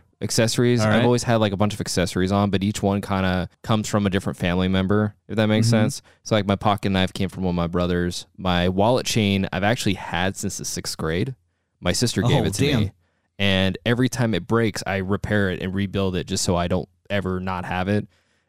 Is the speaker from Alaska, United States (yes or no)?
no; Los Angeles, California, United States; I was born in Tarzana, California, which is part of the San Fernando Valley.